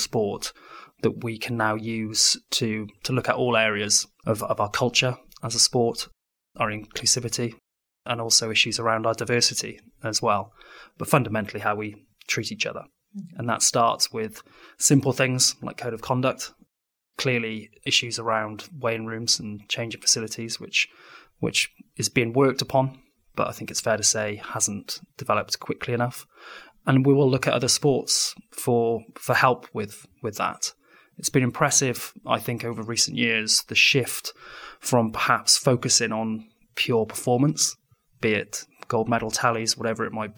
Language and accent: English; Wales, United Kingdom; being a Welshman